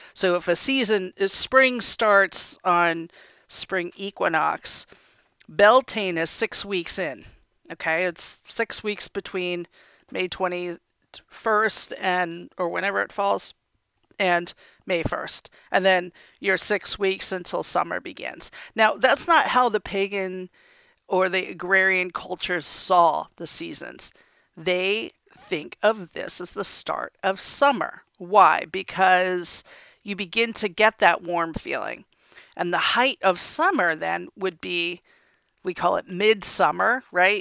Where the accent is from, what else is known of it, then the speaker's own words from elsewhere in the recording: United States; I was born and raised in America.